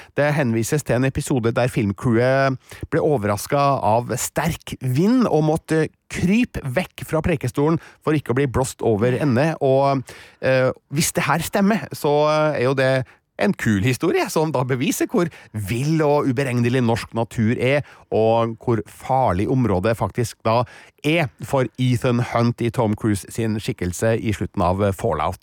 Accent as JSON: {"language": "Norwegian", "region": "Trøndelag", "country": "Norway", "said": "som trønder"}